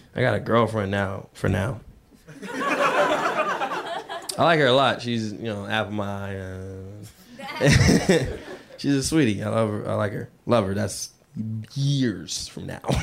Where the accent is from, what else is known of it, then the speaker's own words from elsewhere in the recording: Seattle, Washington, United States; I grew up in Seattle